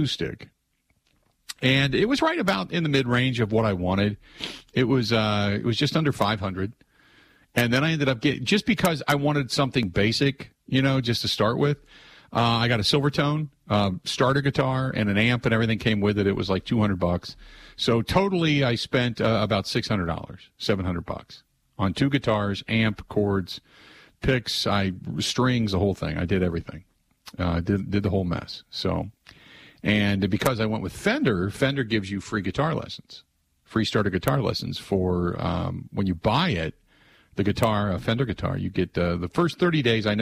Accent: Cincinnati, Ohio, United States; I grew up in Cincinnati

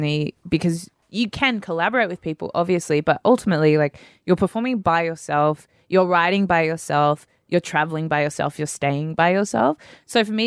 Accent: Sydney, New South Wales, Australia; Grew up in Sydney, on the northern beaches.

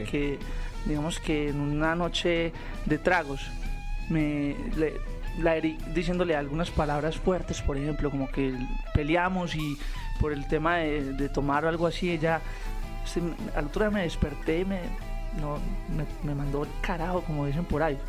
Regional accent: Medellín, Antioquia, Colombia; yo vengo de Medellín, donde es la meca del pop

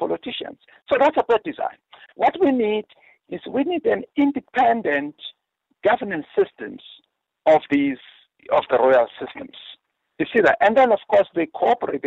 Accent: Eastern Free State, South Africa; I grew up in the Eastern Free State in a place called Mathabo.

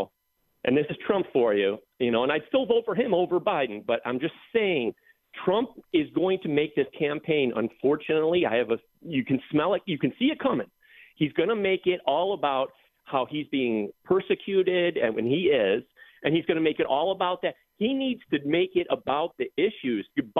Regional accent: Buffalo, New York, United States; moved away as an adult; now in California, United States; I am from Buffalo, but I moved to California about 15 years ago for career opportunity

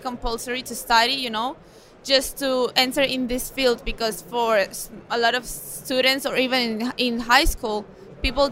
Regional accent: Mallorca, Balearic Islands, Spain; I'm from Mallorca, I'm from Spain.

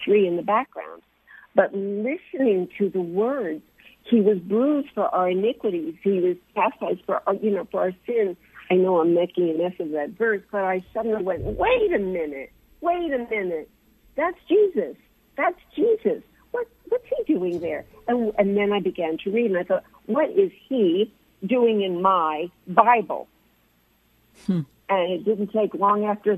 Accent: United States; now in Jerusalem, Israel; I'm an American

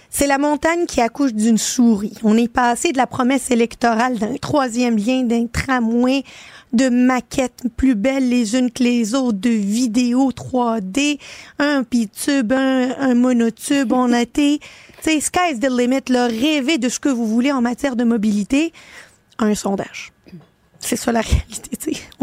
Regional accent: Quebec, Canada; Je suis une fière québécoise, je m'assume euh, et je ne vais jamais m'excuser d'être une québécoise

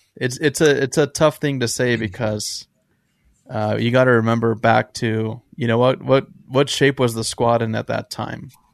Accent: San Diego, California, United States; we're both from San Diego

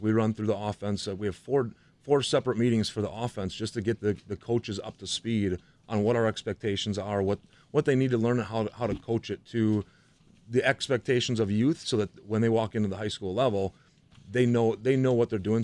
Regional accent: Franklin, United States; I grew up in Franklin

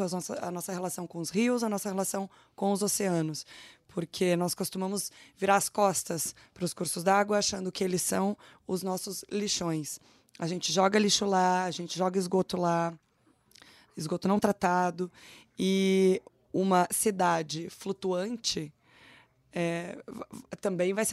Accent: São Paulo, Brazil; É, eu sou paulista

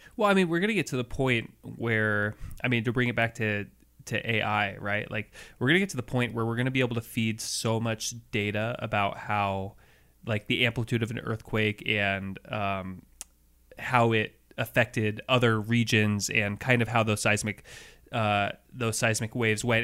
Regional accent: Seattle, Washington, United States; growing up in Seattle, and in two thousand one, as a kid

